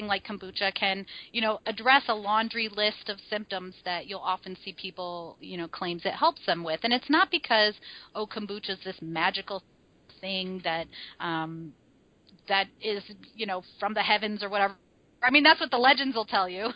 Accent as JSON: {"language": "English", "region": "Midwest", "country": "United States", "said": "how I grew up, right? I'm a Midwesterner"}